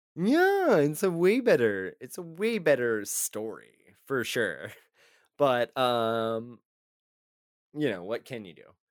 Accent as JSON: {"language": "English", "region": "Texas", "country": "United States", "said": "we are both from Texas"}